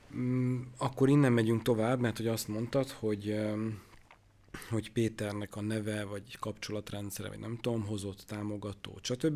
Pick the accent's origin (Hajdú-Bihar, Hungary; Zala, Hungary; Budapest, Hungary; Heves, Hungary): Hajdú-Bihar, Hungary; Debrecen; én Debreceni vagyok